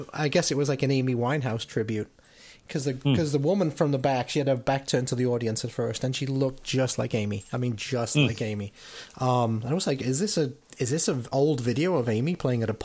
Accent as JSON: {"language": "English", "town": "Liverpool", "region": "North West England", "country": "United Kingdom", "tie": "born or raised there", "said": "from my hometown of Liverpool."}